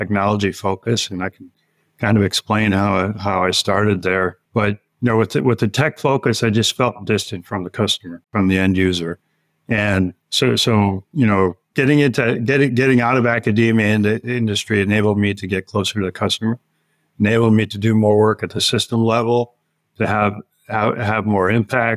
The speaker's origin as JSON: {"language": "English", "region": "Northwest Pennsylvania", "country": "United States", "tie": "born or raised there", "moved": "as an adult", "said": "growing up in Northwest PA"}